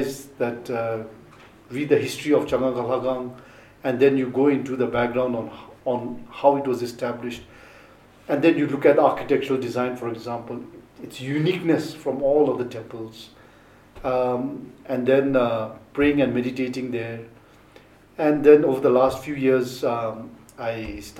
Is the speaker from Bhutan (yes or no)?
yes; Thimphu, Bhutan; I was born in Mutidang